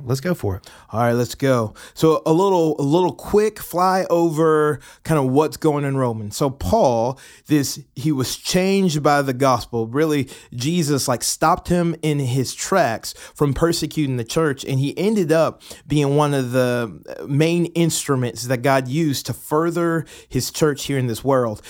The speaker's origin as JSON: {"language": "English", "town": "Atlanta", "region": "Georgia", "country": "United States", "moved": "as an adult", "lives_now": "Murfreesboro, United States", "said": "I'm originally from Atlanta, Georgia, have been living in Murfreesboro for the last, I guess, two and a half years"}